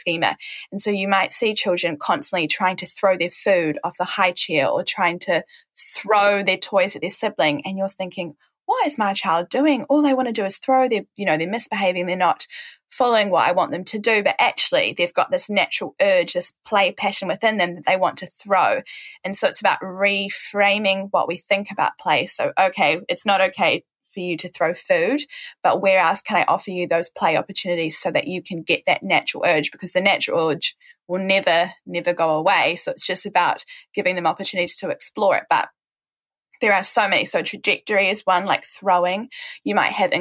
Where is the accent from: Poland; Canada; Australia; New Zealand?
New Zealand; I'm from New Zealand, and so it's part of my role as a New Zealander and as part of living in New Zealand